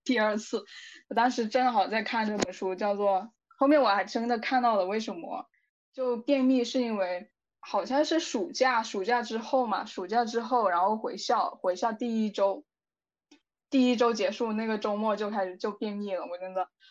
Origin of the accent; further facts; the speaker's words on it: southern China, China; 因为我是南方人嘛